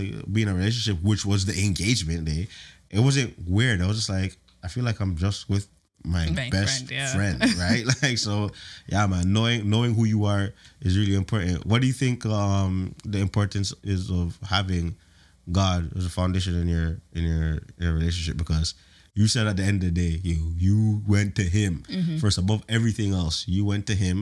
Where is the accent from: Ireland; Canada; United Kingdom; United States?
Canada; Toronto, Ontario; I'm from Toronto